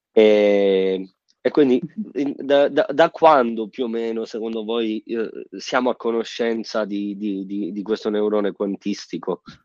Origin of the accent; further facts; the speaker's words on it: Sicily, Italy; moved away; sono siciliano e ogni volta che torno in Sicilia